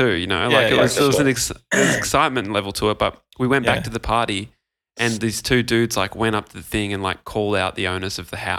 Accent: Gold Coast, Queensland, Australia; I grew up on the Gold Coast. It's a pretty rough place to grow up. It doesn't look like it, but it kind of is.

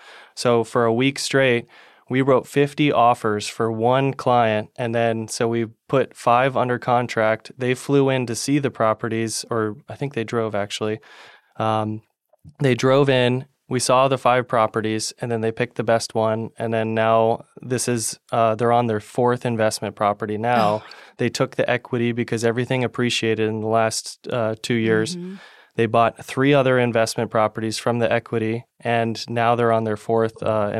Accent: Palm Harbor, Florida, United States; when Tad, your son, and I mm-hmm. were growing up in Palm Harbor. It was a more of a sleepy town and not many people mm-hmm. knew about the Tampa Bay.

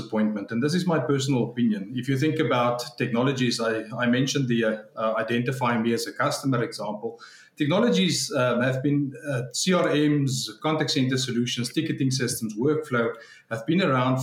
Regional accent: South Africa; I grew up in South Africa

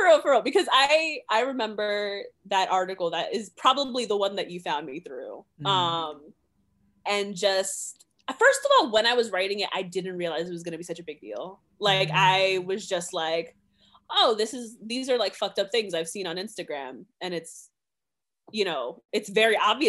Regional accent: New York, United States; now in Providence, United States; I'm from New York

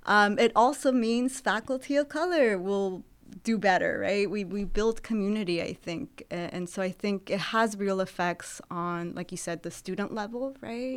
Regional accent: Santa Barbara, California, United States; moved away as an adult; also born or lived in Jalisco, Mexico / Los Angeles, California / Texas; now in Sacramento, United States; I grew up in Santa Barbara, California

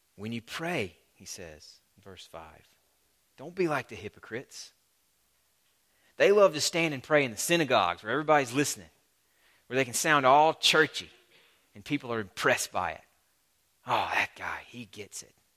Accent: the American South, United States; As a Southerner

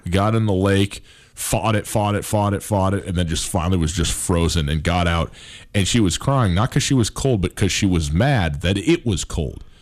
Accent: Montana, United States; I'm from Montana

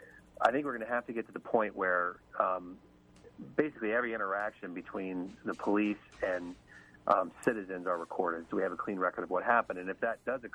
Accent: Cincinnati, Ohio, United States; moved away; I was able to get a job in Cincinnati in my hometown

